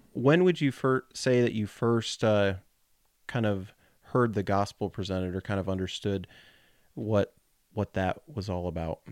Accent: Colorado, United States; now in Kentucky, United States; growing up in Colorado

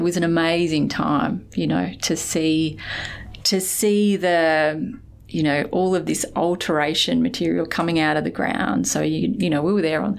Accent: Weipa, Queensland, Australia; now in Perth, Australia; I grew up in Weipa, well, you know, far north Queensland, on the west side of the Cape.

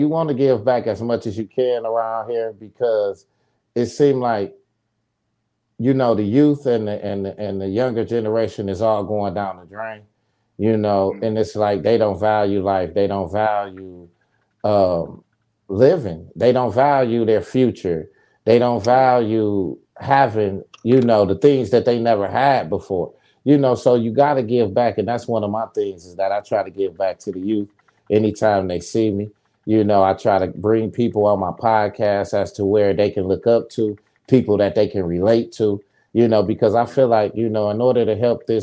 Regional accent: Saginaw, Michigan, United States; moved away as an adult; also born or lived in Atlanta, Georgia; I'm from Saginaw, Michigan. You know, I'm from the ghetto

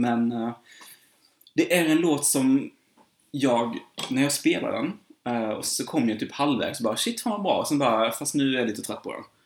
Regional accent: Sweden; jag som svensk

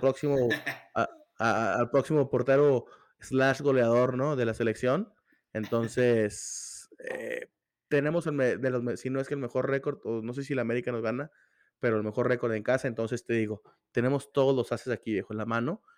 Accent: Torreón, Coahuila, Mexico; moved away as an adult; now in Ciudad Juárez, Mexico; yo nací, yo me crié en Torreón, vengo acá por motivos de estudios

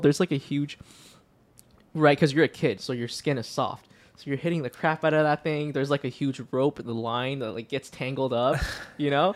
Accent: Hong Kong; moved away; when I was a kid and I was from Hong Kong

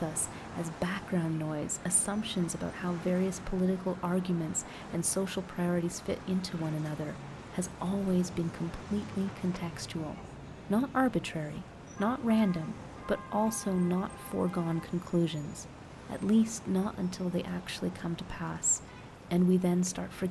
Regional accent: Toronto, Ontario, Canada; moved away as an adult; also born or lived in Bogota, Colombia; now in Medellin, Colombia; Born and raised in Toronto, Ontario

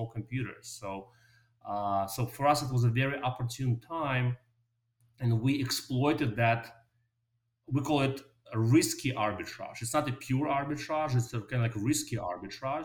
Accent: Moscow, Russia; moved away; also born or lived in New York City, United States; I was born in Moscow, Russia, and I came to New York with my parents. I went to a very normal public high school in New York City

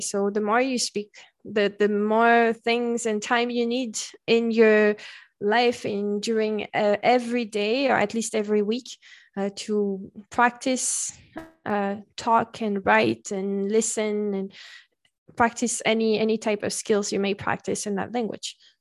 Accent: Paris, Île-de-France, France; first language French; English is a second language; moved away; also born or lived in Le Mans; I come from Paris

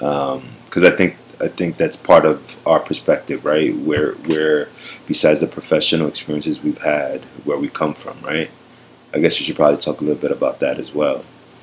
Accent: New York City, New York, United States; growing up in Manhattan, because, you know, where we grew up, you know, we grew up right by the Intrepid Museum in Manhattan on the West Side.

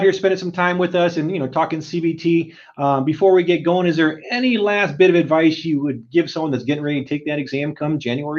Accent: Southern California, United States; I'm from Southern California. I grew up a Laker fan

